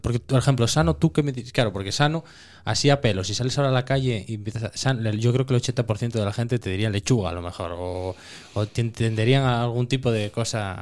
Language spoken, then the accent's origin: Spanish; Cerredo, Asturias, Spain; yo soy de Cerredo, que es un pueblo pequeño y tal, nosotros matábamos antes en casa siempre